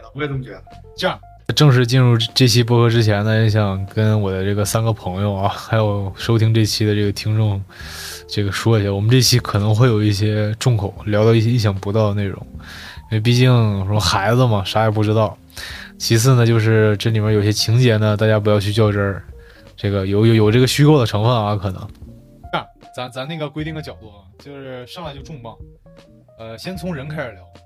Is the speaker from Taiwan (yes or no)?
no; Northeast China, China; accent: Northeastern Mandarin; 我们东北话讲，扯犊子